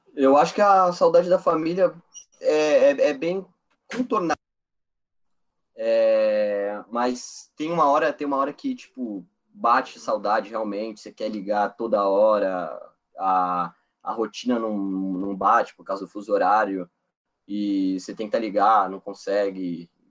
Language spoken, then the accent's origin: Portuguese; São Paulo, Brazil; moved away as an adult; also born or lived in West Burlington, Iowa; Eu sou de São Paulo